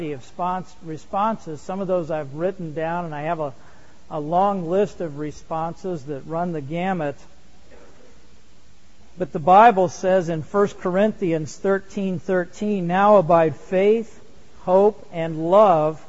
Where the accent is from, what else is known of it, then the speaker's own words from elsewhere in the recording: Indiana, United States; I grew up in Indiana